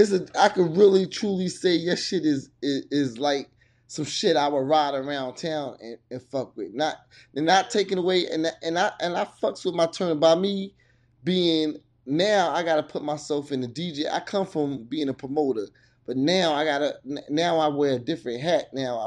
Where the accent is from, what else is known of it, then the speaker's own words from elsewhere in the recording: East Coast, United States; So, but I'm born and raised on the East Coast.